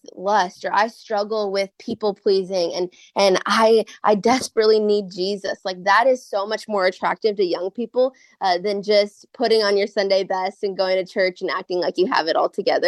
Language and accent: English; Minneapolis–Saint Paul, Minnesota, United States; now in Waco, United States; I'm actually from Minnesota. I grew up in Minnesota in the Twin Cities, but I live in Waco, Texas with my husband